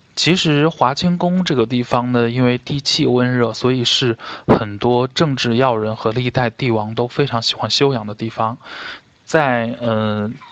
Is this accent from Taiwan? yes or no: no; Xi'an, Shaanxi, China; 我们西安这边的一些历史风貌和一些的饮食习惯